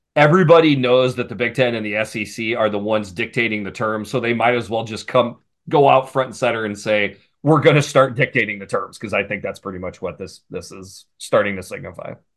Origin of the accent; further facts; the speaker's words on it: Iowa, United States; I grew up in Iowa